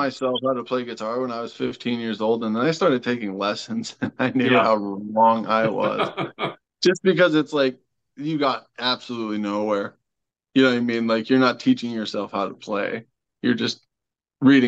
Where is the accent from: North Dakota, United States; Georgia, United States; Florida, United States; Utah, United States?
North Dakota, United States; Wishek; my hometown is all about accordion. It's an old German